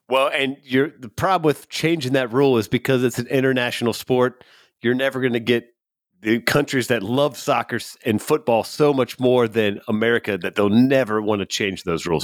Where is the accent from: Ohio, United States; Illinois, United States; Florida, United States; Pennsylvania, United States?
Ohio, United States; Cincinnati; my hometown, Cincinnati